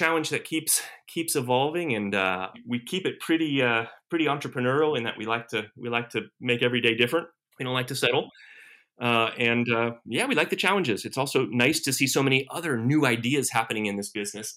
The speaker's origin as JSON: {"language": "English", "town": "Alexandria", "region": "Virginia", "country": "United States", "tie": "born or raised there", "said": "I grew up in Alexandria."}